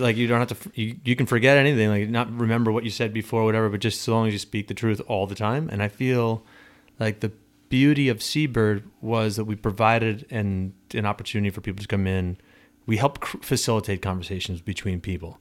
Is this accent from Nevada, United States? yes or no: no; Long Island, New York, United States; moved away as an adult; also born or lived in Arizona / Pennsylvania / California; now in South Shore; I grew up on Long Island, went to school in Arizona, lived in Pennsylvania, lived in California for ten years